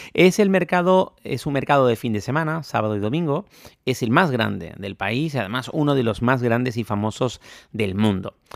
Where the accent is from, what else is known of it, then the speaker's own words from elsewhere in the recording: Spain; now in Bangkok, Thailand; Los españoles somos latinos